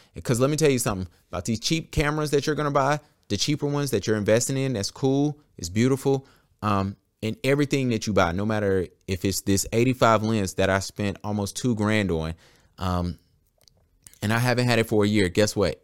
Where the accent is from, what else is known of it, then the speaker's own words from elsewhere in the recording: Charlotte, North Carolina, United States; I am a Charlotte photographer, born and raised in Charlotte in the Queen City